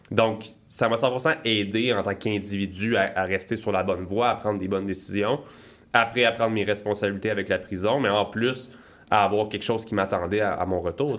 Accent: Saint-Hippolyte, Quebec, Canada; moi je viens de Saint-Hippolyte. Pour ceux qui connaissent, c'est vraiment dans les bois. Donc j'ai été élevé

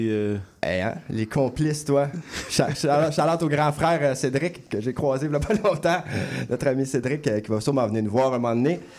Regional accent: Châteauguay, Quebec, Canada; c'est mon, bled, ça, Châteauguay. C'est mon bled.

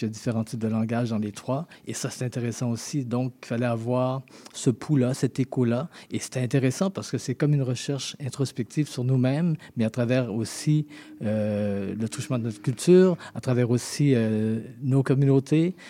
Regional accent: Haiti; now in Montreal, Canada; mes deux parents sont haïtiens, mais je suis né en Haïti

